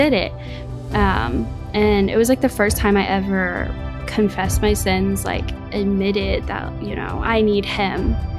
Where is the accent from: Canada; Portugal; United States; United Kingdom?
United States; St. Louis, Missouri; I grew up in St. Louis.